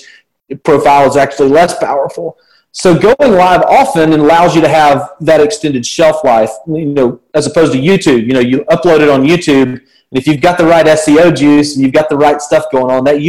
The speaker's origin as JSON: {"language": "English", "town": "Birmingham", "region": "Alabama", "country": "United States", "tie": "born or raised there", "accent": "southern", "said": "Happily married here in the south of the United States. You can tell by my accent. I'm born and raised"}